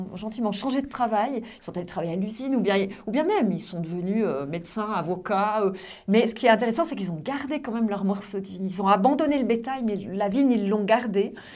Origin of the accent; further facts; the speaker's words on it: Sierre, Valais, Switzerland; also born or lived in Sion / Lausanne; je suis née à Sierre et j'ai grandi à Sierre